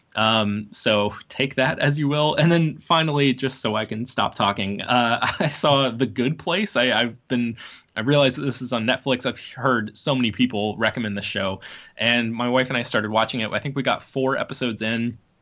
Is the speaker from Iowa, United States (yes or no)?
no; Jacksonville, Florida, United States; I am also from Jacksonville, Florida